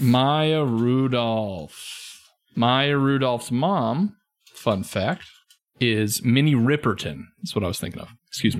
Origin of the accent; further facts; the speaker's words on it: United States; I'm an American.